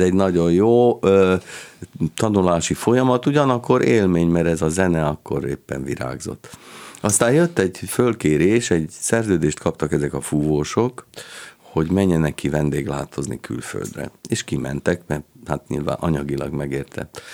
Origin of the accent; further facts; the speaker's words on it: Kaposvár, Somogy, Hungary; moved away as an adult; én pedig már Kaposváron születtem, és ott is nőttem föl 18 éves koromig